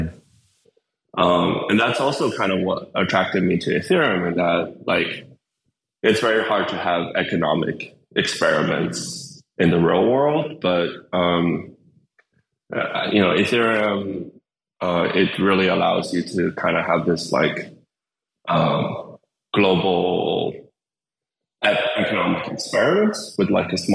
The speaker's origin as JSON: {"language": "English", "town": "Windsor", "region": "Ontario", "country": "Canada", "tie": "born or raised there", "also_born_or_lived": "China / United Kingdom", "said": "I went to grade school in Canada and I, grew up there"}